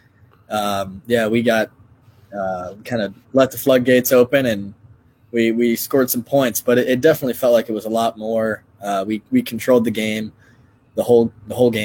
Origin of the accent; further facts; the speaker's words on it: North Carolina, United States; also born or lived in Texas; now in Iowa, United States; I'm from North Carolina. I lived in Texas, but Iowa's definitely home